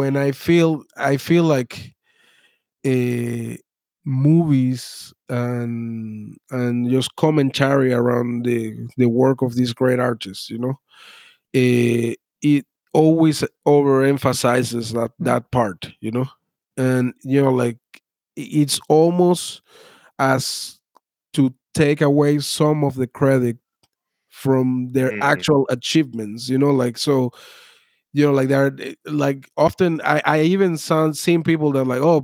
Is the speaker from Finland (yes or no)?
no; Venezuela; now in United States; I was born in Venezuela.